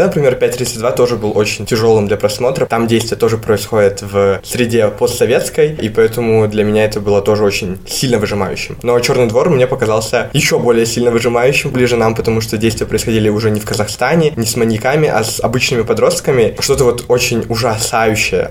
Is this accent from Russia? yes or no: no; Kyrgyzstan; мы сами из Кыргызстана